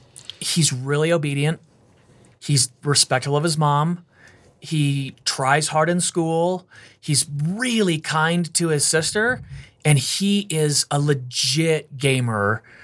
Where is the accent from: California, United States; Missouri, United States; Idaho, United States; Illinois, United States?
California, United States; I grew up in California.